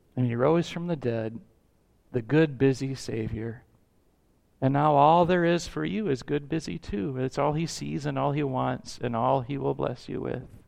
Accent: United States; we value as American citizens

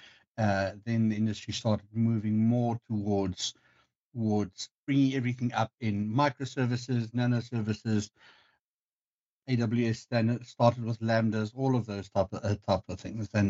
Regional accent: South Africa; moved away as an adult; now in Sweden; I am originally from South Africa, but has been in Sweden for the last 3 years and 3 months

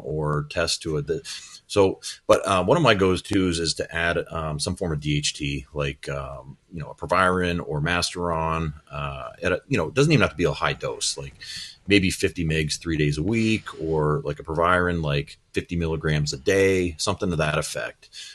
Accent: Midwest, United States; I'm from the Midwest too, so I can say pop. We, we, I grew up with pop

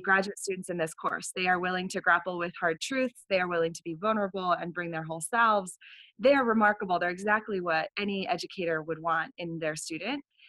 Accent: Vermont, United States; the first years of my high school experience at a Catholic school here in Vermont

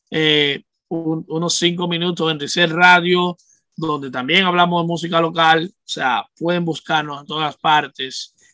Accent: Santo Domingo, Distrito Nacional, Dominican Republic; moved away as an adult; me crié 18, 17 años en República Dominicana y me crié allá, o sea, conocí lo que era la pobreza, porque vengo de un barrio pobre

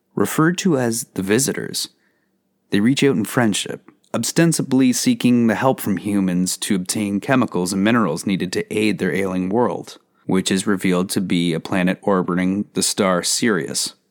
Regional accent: Canada; Canada, my home country

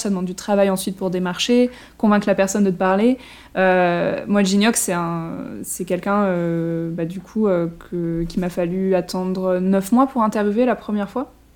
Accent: France; en tant que français

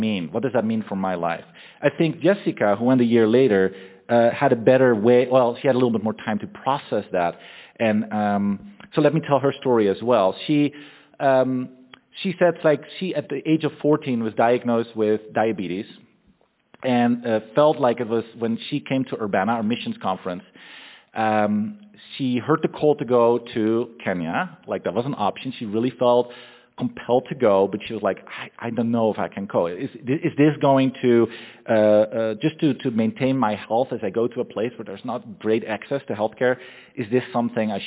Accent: Netherlands; moved away as an adult; also born or lived in Austria; I'm originally from the Netherlands. I lived there all my life until I was 21

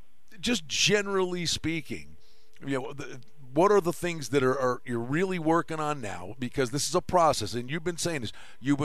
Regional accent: Wilkes-Barre, Pennsylvania, United States; I grew up in Wilkes-Barre, Pennsylvania

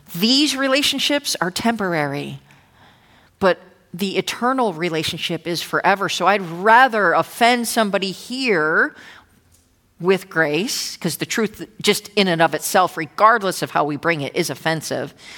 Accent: New Jersey, United States; also born or lived in Old Bridge, New Jersey; now in Irvine, United States; I'm from Jersey

